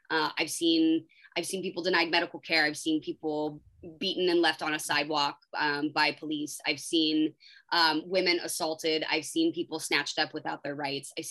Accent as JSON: {"language": "English", "country": "United States", "said": "I'm an American citizen. I'm a I'm a woman. I'm a, I'm a mother."}